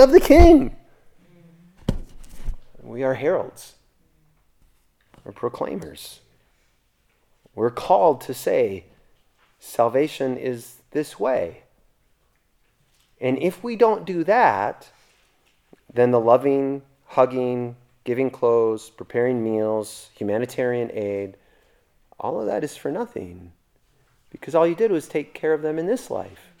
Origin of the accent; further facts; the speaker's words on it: United States; I'm an American citizen